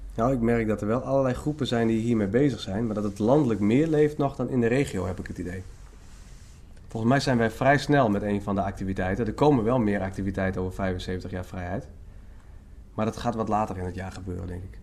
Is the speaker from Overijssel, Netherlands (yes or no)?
no; Leeuwarden, Friesland, Netherlands; now in Emmen, Netherlands; ik ben oorspronkelijk geen Emmenaar. Ik ben eigenlijk een Leeuwarder, ik ben een Fries.